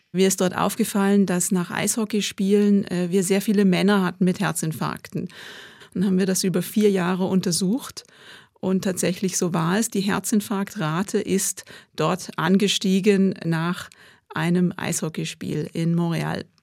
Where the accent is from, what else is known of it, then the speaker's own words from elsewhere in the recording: Switzerland; Und obwohl wir die Pandemie als Schweizer zwar die meiste Zeit in der VIP-Loge haben können verbringen, just relaxing in the Swiss Alps.